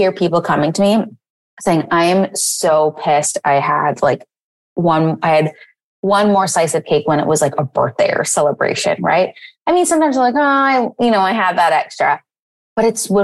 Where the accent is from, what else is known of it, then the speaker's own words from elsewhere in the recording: East Coast, United States; now in San Francisco, United States; I'm originally from the East Coast, so I went far